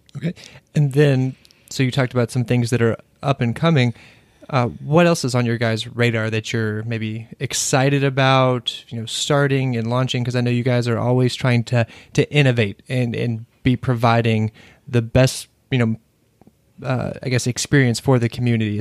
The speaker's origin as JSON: {"language": "English", "region": "Kentucky", "country": "United States", "moved": "yes", "lives_now": "Washington, D.C., United States", "said": "I'm from Kentucky"}